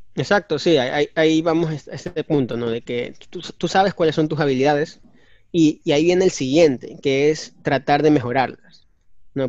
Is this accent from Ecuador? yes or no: yes; Ecuador; Nosotros somos ecuatorianos